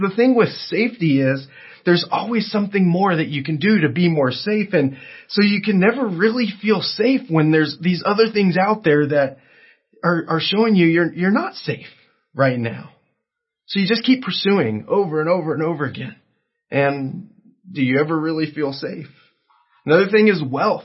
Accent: Southern California, United States; I grew up in Southern California

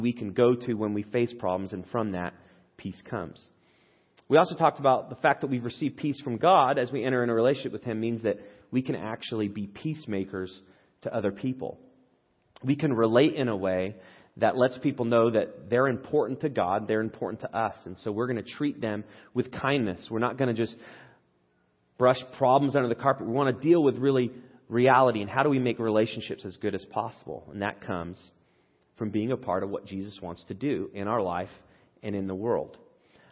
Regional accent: England, United Kingdom; moved away; I grew up in England

